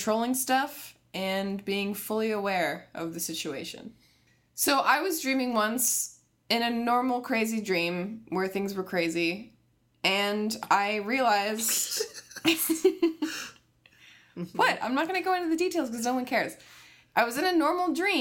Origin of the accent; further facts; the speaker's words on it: Connecticut, United States; I'm from Connecticut